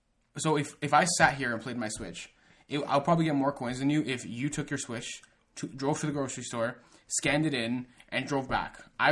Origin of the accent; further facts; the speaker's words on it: Canada; We're Canadian boys, so we don't know.